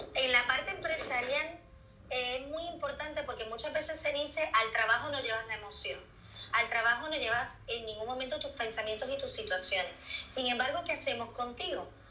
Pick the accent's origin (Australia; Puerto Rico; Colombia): Puerto Rico; moved away as an adult; now in Seville, Spain; soy de Puerto Rico, también al igual que Mimi, y llevo 12 años viviendo aquí en Sevilla